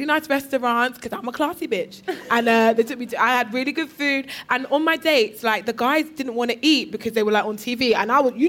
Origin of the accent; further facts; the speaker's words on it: Croydon, London, United Kingdom; The birthplace of Stormzy.